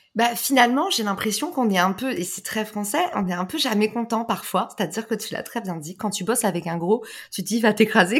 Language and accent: French; France; also born or lived in United States; on est des Français